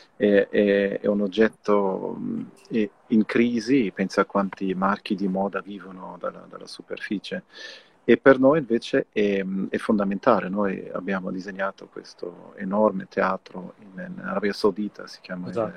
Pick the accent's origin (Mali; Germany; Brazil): Germany; io sono tedesco